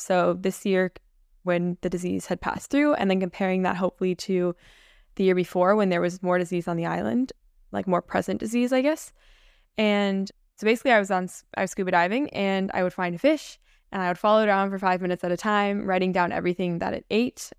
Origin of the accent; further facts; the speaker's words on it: Minnesota, United States; also born or lived in Saint Lucia / Roatan, Honduras; I grew up in Minnesota